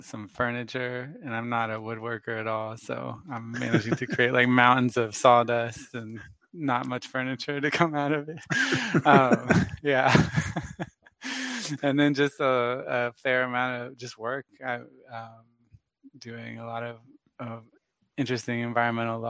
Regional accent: Florida, United States; we're from Florida

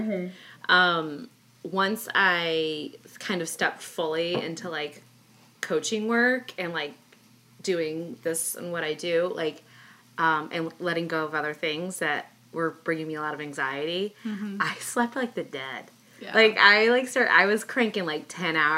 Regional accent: Midwest, United States; I grew up in the Midwest, too

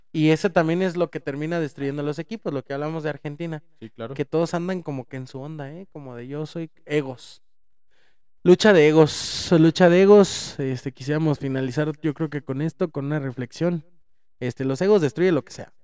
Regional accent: Mexico; somos mexicanos, hablamos de la de México

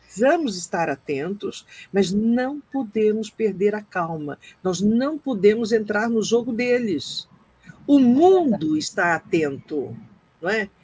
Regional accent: Brazil; moved away; nós saímos do Brasil, muitos de nós há muito tempo, como eu, mas não deixamos de ser brasileiros

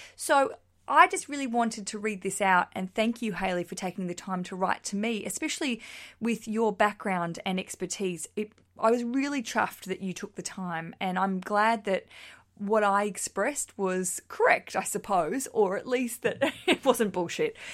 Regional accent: Australia; accent: Australian; now in London, United Kingdom; I just like sharing an Australian accent

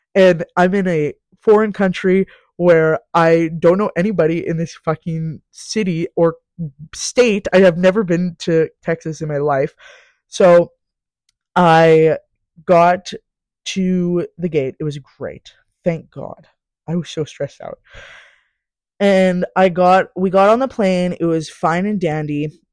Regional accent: Saskatchewan, Canada; moved away as an adult; now in Calgary, Canada; I'm from Sask

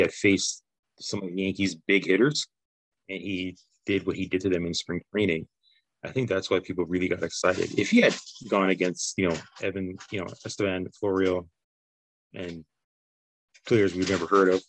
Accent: Canada; Everybody you know, doesn't like us because we're, you know, Canadian

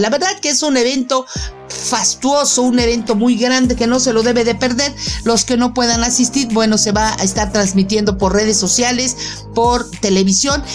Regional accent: Mexico; yo soy mexicana

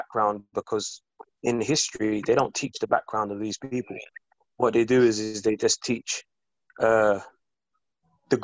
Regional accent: London, United Kingdom; I'm from South

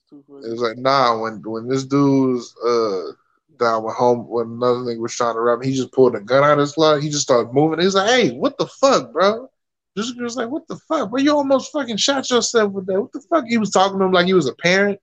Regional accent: Virginia, United States; Nah, I lied. I'm from Virginia.

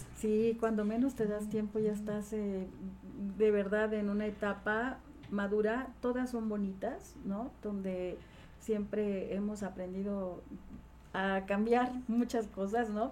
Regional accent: Tejalpa, Morelos, Mexico; also born or lived in Cuernavaca; nace en Cuernavaca, siempre radica en Tejalpa, Morelos, soy ciudadana de Tejalpa, un pueblo muy querido, a quien amo porque tengo grandes recuerdos de mi niñez

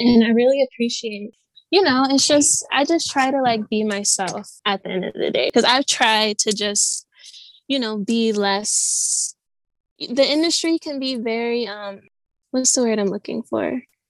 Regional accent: Midwest, United States; I'm from the Midwest. I'm, you know, and I feel like a lot of the times people from the Midwest, we're just very like laid back, like we're very chill.

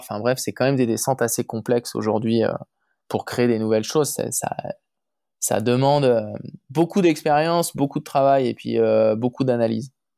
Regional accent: Chamonix, Auvergne-Rhône-Alpes, France; je, suis né et j'ai grandi à Chamonix, Mont-Blanc

